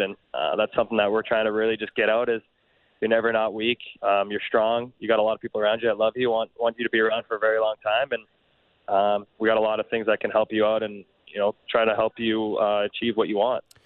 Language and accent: English; Canada; we're Canadian